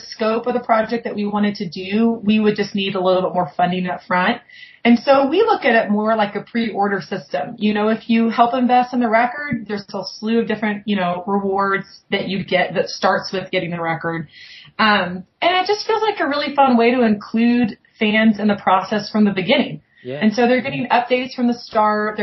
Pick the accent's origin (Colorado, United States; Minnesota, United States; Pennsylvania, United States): Colorado, United States; Lafayette; This is my hometown